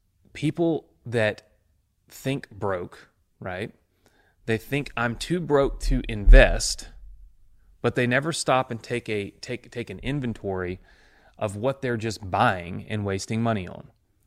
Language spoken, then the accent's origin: English; Mississippi, United States; I'm a kid from Mississippi. I graduated with like, I think 30 people in my class.